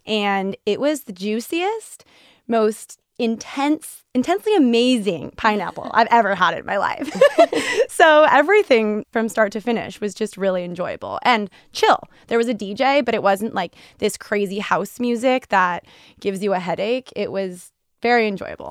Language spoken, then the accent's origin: English; California, United States; now in Boston, United States; I grew up in California, so you know, I feel like us Californians have always been in tune with this